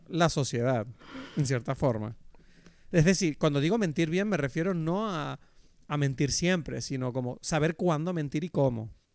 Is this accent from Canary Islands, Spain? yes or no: yes; Canary Islands, Spain; moved away as an adult; also born or lived in Madrid; desde que yo me mudé de Madrid a Canarias otra vez